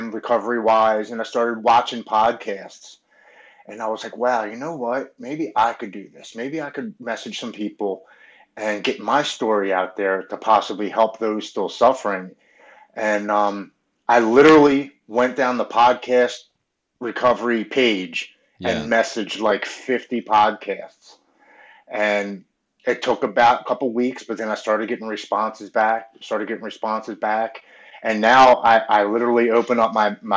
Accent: Baltimore, Maryland, United States; I grew up with Brandon Novak and Bucky Lasik, and I'm from Baltimore, so we all skated around

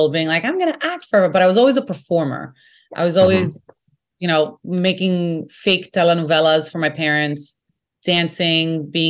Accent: New York City, New York, United States; accent: Brooklyn; I'm from Brooklyn. You can hear it in my voice

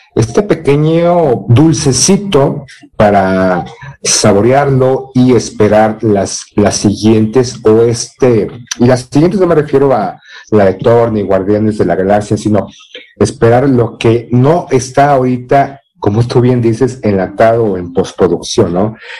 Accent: Mexico; ser mexicano no es solamente ser prieto como Tenoch Huerta

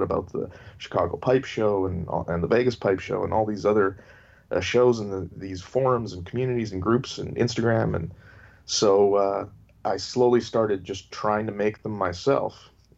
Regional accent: Canada; Yeah, I'm Canadian. The accent doesn't give it away.

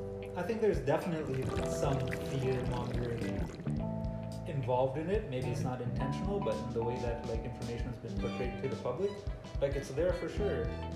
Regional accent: Canada; as like a Canadian like basketball fan

